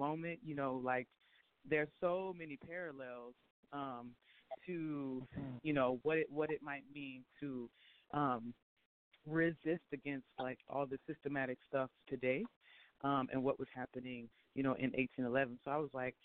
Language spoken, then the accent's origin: English; Jacksonville, Florida, United States; now in New Orleans, United States; I live in New Orleans. I'm from Florida, Jacksonville.